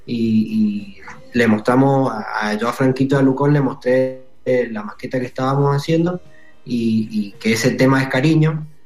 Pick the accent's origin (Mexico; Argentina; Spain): Argentina; Mendoza